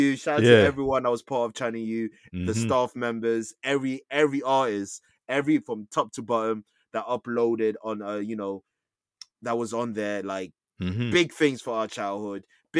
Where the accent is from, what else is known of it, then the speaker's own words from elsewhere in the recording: London, United Kingdom; East London.